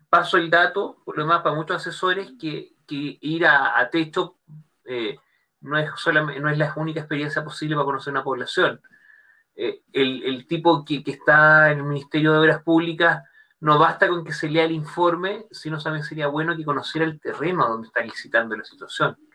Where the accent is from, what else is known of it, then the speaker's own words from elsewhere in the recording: Chile; donde está la clave única de cada uno de nosotros como chileno